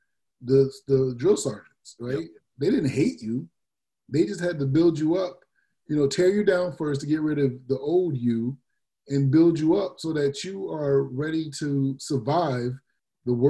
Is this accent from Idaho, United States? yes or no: no; Massachusetts, United States; I was from Massachusetts